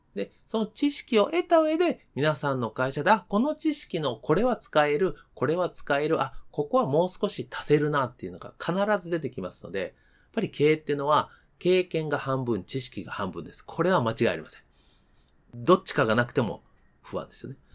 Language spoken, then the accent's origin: Japanese; Kansai, Japan; moved away; 出身が関西